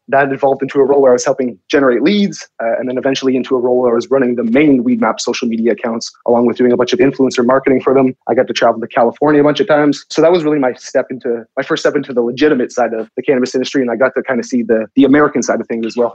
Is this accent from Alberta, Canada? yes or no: no; Toronto, Ontario, Canada; I grew up in the Toronto area